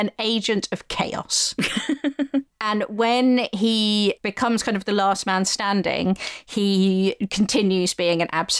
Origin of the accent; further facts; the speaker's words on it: England, United Kingdom; moved away as an adult; now in Belfast, United Kingdom; growing up in England and living in Belfast